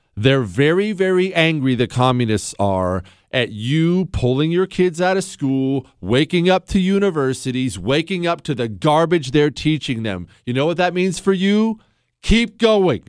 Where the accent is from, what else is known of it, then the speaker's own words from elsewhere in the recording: Ohio, United States; now in Texas, United States; I was born in Ohio, so I'm an Ohio State fan